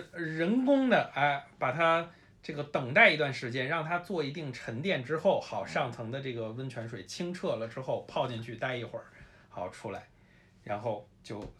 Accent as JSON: {"language": "Chinese", "region": "Beijing", "country": "China", "tie": "born or raised there", "also_born_or_lived": "Taipei, Taiwan", "moved": "as an adult", "said": "因为我是一个从小在北京长大的这么一个人，虽然我后来自从十八岁以后就基本不常在北京待呀，但是我也是一个，我被朋友们去形容为一个精神南方人。"}